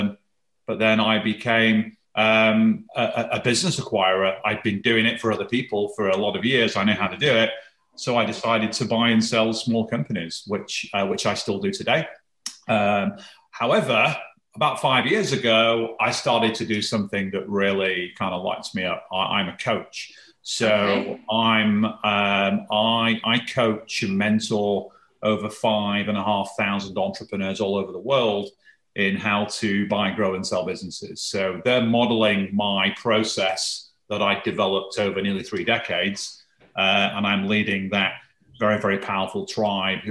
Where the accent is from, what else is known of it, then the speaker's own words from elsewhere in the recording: the north of England, United Kingdom; I was born and raised in Northern England, a very working class family.